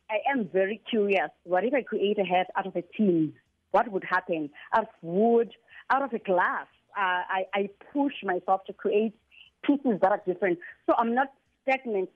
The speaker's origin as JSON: {"language": "English", "area": "Qonce / Middle Drift", "region": "Eastern Cape", "country": "South Africa", "tie": "born or raised there", "said": "I was born in Kabeja, grew mm. up in Kabeja. All my life was spent in Kabeja and Middle Drift"}